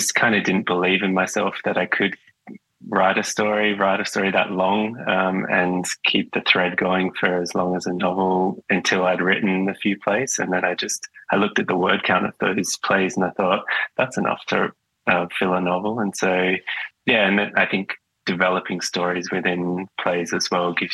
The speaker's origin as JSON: {"language": "English", "town": "Perth", "region": "Western Australia", "country": "Australia", "tie": "born or raised there", "moved": "as an adult", "lives_now": "Melbourne, Australia", "said": "I grew up in Perth, sort of on the outer suburbs of Perth."}